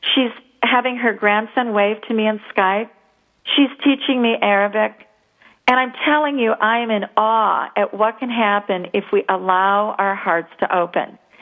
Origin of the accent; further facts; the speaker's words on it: United States; as American women